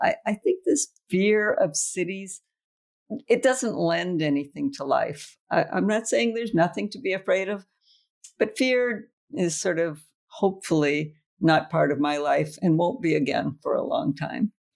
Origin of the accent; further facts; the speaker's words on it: United States; also born or lived in Trieste; I'm an American